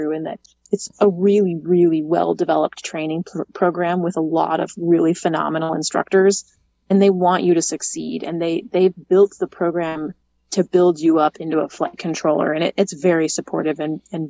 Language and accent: English; Alaska, United States; moved away as an adult; now in Houston, United States; growing up in Alaska